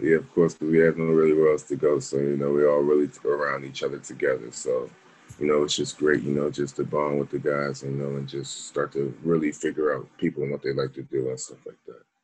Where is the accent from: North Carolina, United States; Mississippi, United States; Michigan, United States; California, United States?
North Carolina, United States; Charlotte; also born or lived in Baltimore; I was born in Charlotte, so I knew Charlotte my whole life